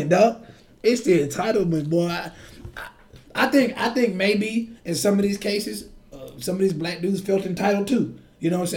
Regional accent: United States; I'm American born

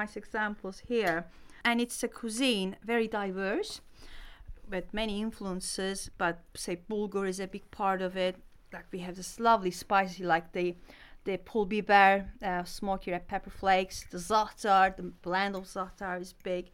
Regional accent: Ankara, Turkey; moved away as an adult; also born or lived in Antakya, Turkey; I was born and bred in Turkey. I lived there for 30 years

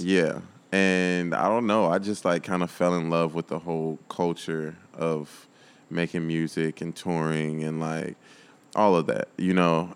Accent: Chicago suburbs, Illinois, United States; I was born in Chicago, but, like, my parents, like, moved us to the burbs

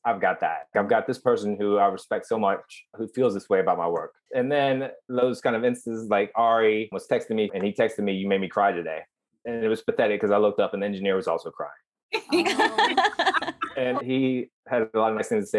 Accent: Huntington, West Virginia, United States; moved away as an adult; I grew up in Huntington, West Virginia, which is, for West Virginia, it's a big town

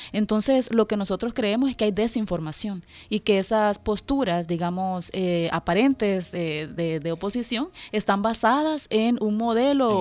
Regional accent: El Salvador; nosotros como salvadoreños, porque yo soy salvadoreña

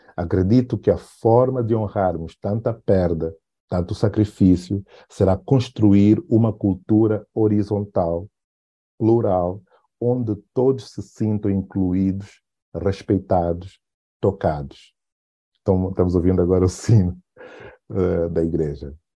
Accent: Benguela, Angola; o lugar onde eu nasci, né, Benguela

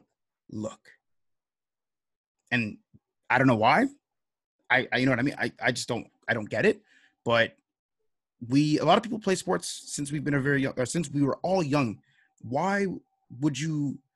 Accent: Toronto, Ontario, Canada; we are both from Toronto

